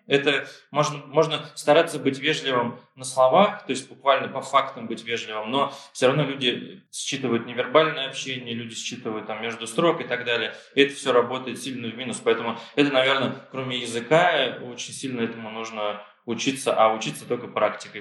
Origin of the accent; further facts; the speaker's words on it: Ufa, Bashkortostan, Russia; moved away as an adult; also born or lived in Germany / London / Tel Aviv; now in Barcelona, Spain; я родом из Уфы, прожил там большую часть жизни, ну, часть детства прожил в Германии, в военном городке.